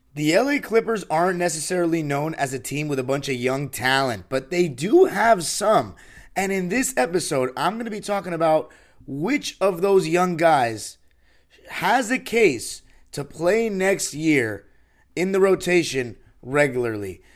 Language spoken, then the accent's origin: English; Los Angeles, California, United States; born and raised in Los Angeles.